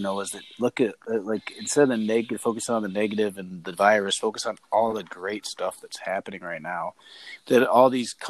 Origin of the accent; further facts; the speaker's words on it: Washington, United States; And my hands are getting a little raw over here. I'm from Washington, so.